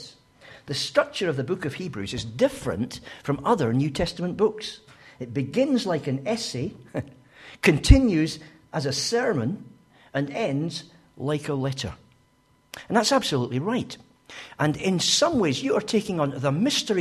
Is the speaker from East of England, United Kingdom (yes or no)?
no; Scotland, United Kingdom; as a Scotsman I tend to speak a bit fast